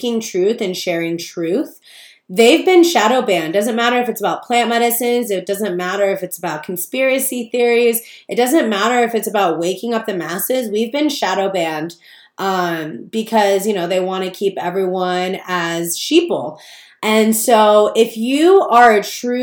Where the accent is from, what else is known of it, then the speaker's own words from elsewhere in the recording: Palm Springs, California, United States; moved away as an adult; now in Joshua Tree, United States; I grew up in Palm Springs